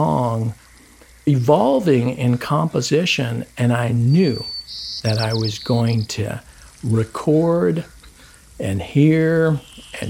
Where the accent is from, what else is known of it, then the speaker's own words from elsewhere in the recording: United States; I'm American